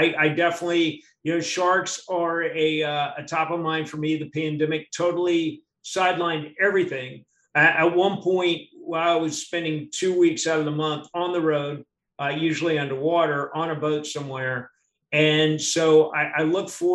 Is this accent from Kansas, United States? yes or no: no; Miami, Florida, United States; I was born in Miami